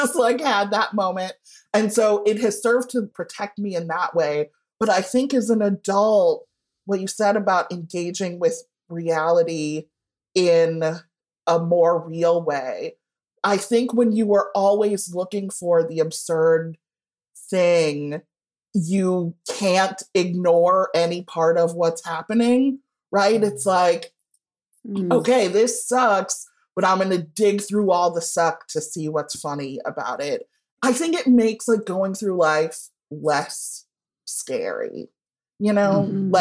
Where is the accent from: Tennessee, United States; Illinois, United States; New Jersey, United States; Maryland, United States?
Illinois, United States; Evanston; born or raised there